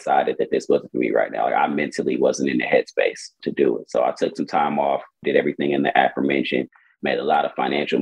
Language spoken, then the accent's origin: English; Milwaukee, Wisconsin, United States; moved away as an adult; now in Houston, United States; I'm born and raised in Milwaukee, Wisconsin, and I moved to Houston, Texas about 2014